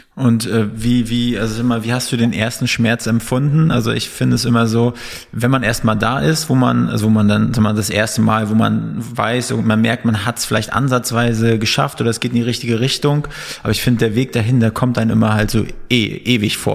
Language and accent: German; Northern Germany, Germany; now in Berlin, Germany; wir sind so Fischköpfe, sagt man. Wir kommen aus dem Norden ursprünglich.